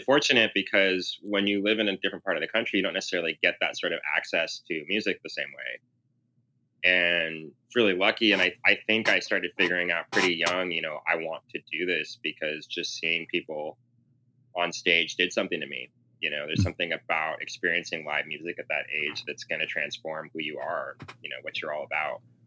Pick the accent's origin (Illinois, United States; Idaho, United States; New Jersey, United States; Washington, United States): Washington, United States; Seattle; also born or lived in Southern California; when I was growing up in Seattle